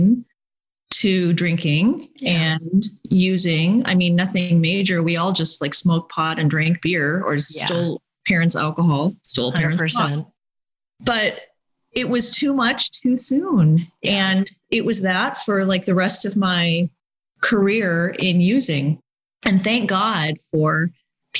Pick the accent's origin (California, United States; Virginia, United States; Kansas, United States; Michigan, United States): California, United States; Laguna Niguel; as a child growing up in Laguna Beach or in Laguna Niguel in South Orange County